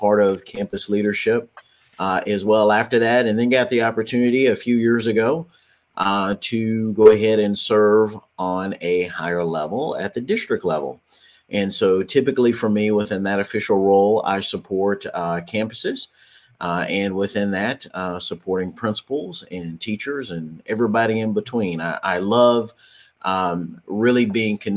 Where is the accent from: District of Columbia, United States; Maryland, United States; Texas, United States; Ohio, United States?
Texas, United States; Dallas; I hail from the Dallas-Fort Worth, Texas area